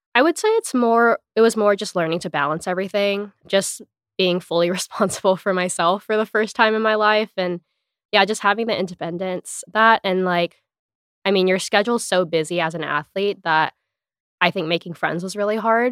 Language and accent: English; Hawaii, United States; moved away as an adult; also born or lived in Los Angeles, United States; I'm from Hawaii originally